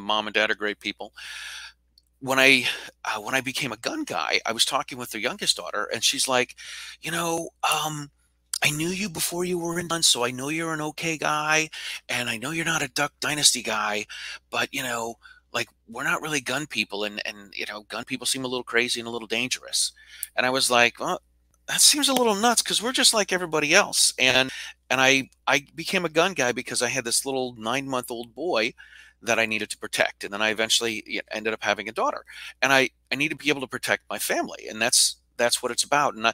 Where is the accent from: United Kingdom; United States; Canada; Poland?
United States; Midwest; moved away as an adult; also born or lived in Boston, Massachusetts; I grew up in the Midwest, moved to Boston to go to college